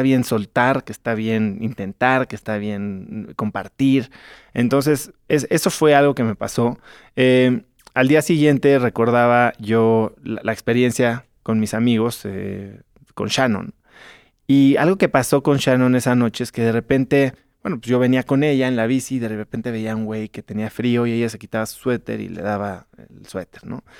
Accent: Mexico City, Mexico; yo vengo de la Ciudad de México

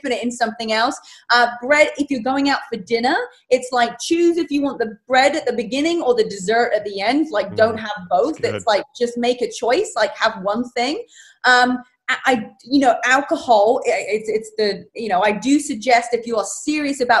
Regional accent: England, United Kingdom; moved away; I'm from England

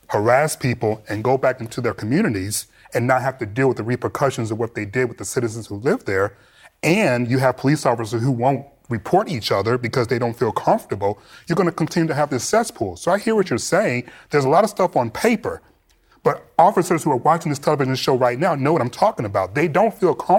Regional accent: Detroit, Michigan, United States; I grew up in Detroit

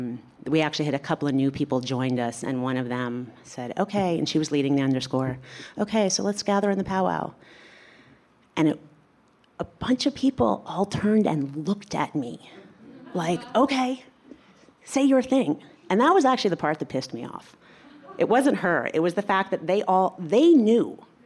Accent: New York, United States; I'm from New York

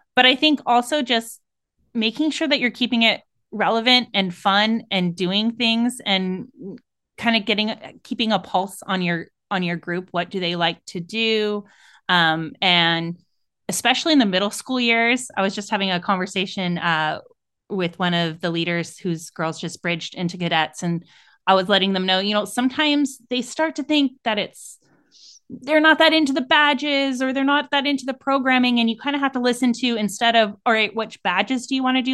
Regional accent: San Francisco Bay Area, California, United States; I'm from the San Francisco Bay Area, so California

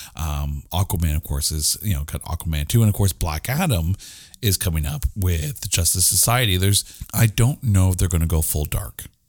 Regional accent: Canada; we're Canadian

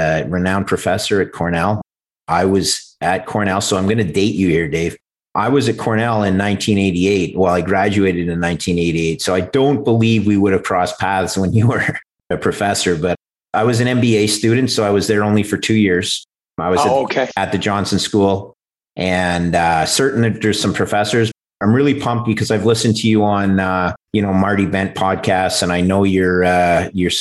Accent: Canada; as a Canadian

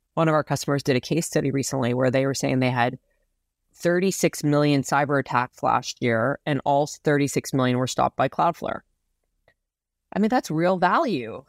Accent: Saskatchewan, Canada; now in San Francisco, United States; I grew up in a, i, in a place in Canada that's, uh, called Saskatchewan

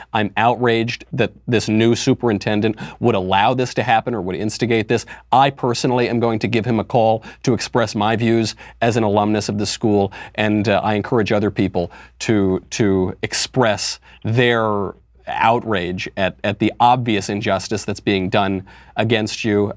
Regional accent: United States; I'm not from Europe. I was born in America. America is my native land.

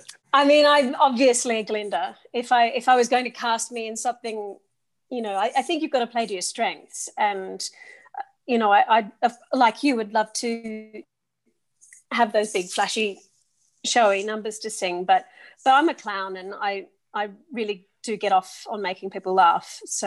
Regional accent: Sydney, New South Wales, Australia; accent: English; also born or lived in Oxford, United Kingdom; my English accent comes from living in the UK for half my life. So I grew up in both Oxford and Sydney and went to school in Oxford, in both primary and secondary school

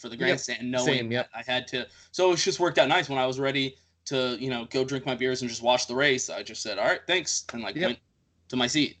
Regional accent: Texas, United States; as a Texan

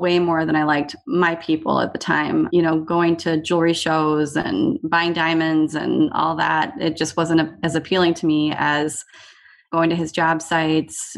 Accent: Eden Prairie, Minnesota, United States; moved away as an adult; also born or lived in Iowa; I grew up in Eden Prairie, Minnesota. I was there up until high school

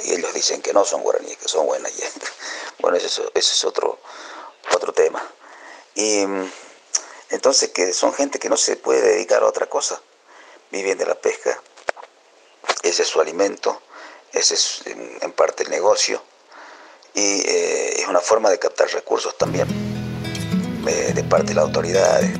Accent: Bolivian Gran Chaco, Tarija, Bolivia; moved away as an adult; also born or lived in La Paz; cuando me fui del Chaco, me fui a estudiar hacia, La Paz y empezar mi carrera como compositor

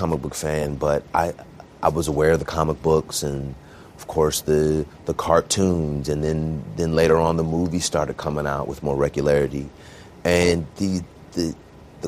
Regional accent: Bay Area, California, United States; I grew up in the Bay Area, so really diverse.

